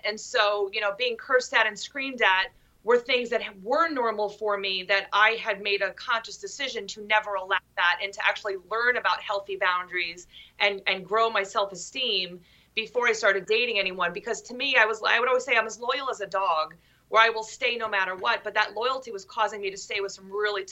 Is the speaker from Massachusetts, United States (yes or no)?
no; Long Island, New York, United States; I'm from Long Island, New York, which is different from like every area in New York